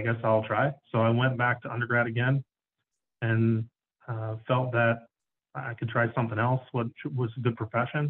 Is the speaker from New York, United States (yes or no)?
yes; Walden, New York, United States; I grew up in Walden, New York, and Orange County